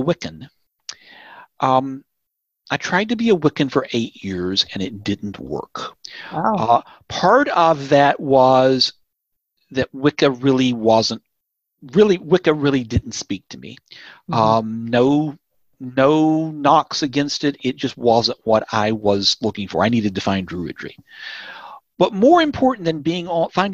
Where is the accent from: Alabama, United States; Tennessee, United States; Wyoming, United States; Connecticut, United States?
Tennessee, United States; also born or lived in Indiana / Georgia; now in North Texas, United States; I grew up in Tennessee